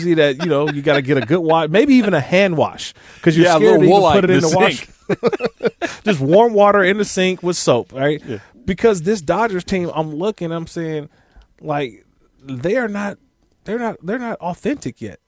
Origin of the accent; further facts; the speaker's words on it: East Bay, San Francisco Bay Area, California, United States; I grew up in the Bay Area